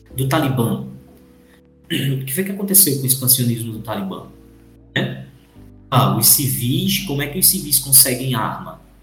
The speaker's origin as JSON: {"language": "Portuguese", "country": "Brazil", "said": "a gente é brasileiro"}